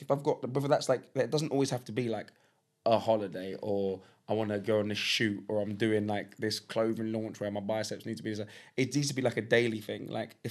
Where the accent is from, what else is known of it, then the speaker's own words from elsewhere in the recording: London, United Kingdom; I grew up in Highbury. So if you know, I grew up maybe 350 yards from the West Stand of Highbury, right? My school was in the shadow of the West Stand